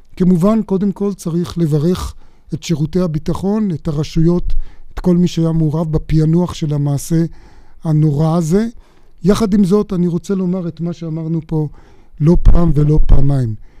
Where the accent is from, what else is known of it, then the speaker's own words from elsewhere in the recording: Jerusalem, Jerusalem District, Israel; אני אומר את זה כמובן כירושלמי